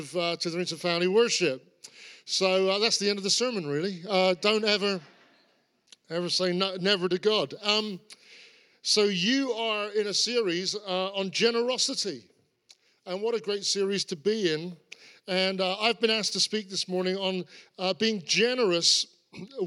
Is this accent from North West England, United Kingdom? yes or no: no; Cornwall, South West England, United Kingdom; I grew up in Cornwall. I'm a Cornishman.